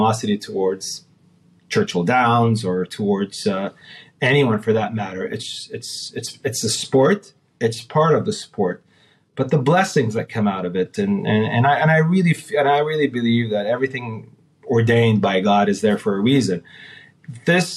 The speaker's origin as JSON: {"language": "English", "country": "Saudi Arabia", "also_born_or_lived": "California", "said": "I'm from Saudi."}